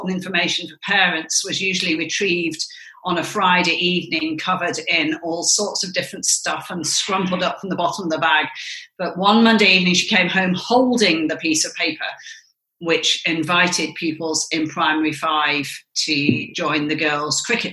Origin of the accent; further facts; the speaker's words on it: Kendal, North West England, United Kingdom; moved away as an adult; also born or lived in Edinburgh, Scotland; now in Scotland; I was born in England in Kendal in the Lake District, and that's where I grew up and went to school until I moved to Edinburgh for university